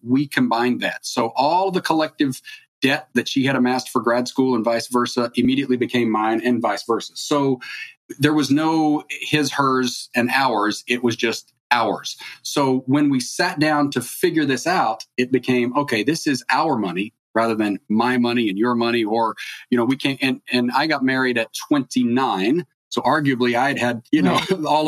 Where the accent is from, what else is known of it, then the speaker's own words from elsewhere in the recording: East Coast, United States; now in California, United States; I grew up on the East Coast